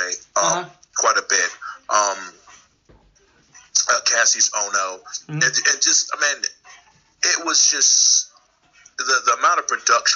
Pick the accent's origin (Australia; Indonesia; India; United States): United States; White Plains, New York; moved away as an adult; I'm originally from New York, from White Plains, Mount Vernon area, Westchester mm-hmm. County. Came down here kind of to go to school, and I never really left